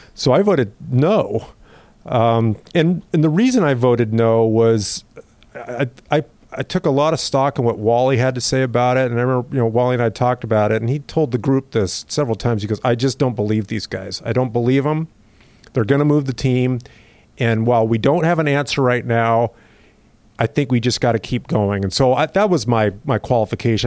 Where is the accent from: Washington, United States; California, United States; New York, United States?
Washington, United States; Mercer Island; I grew up on Mercer Island